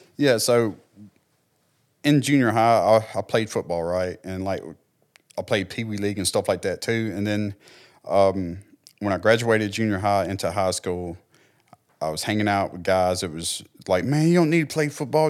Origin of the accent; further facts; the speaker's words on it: Clarksdale, United States; also born or lived in Texas / Oklahoma; growing up in Clarksdale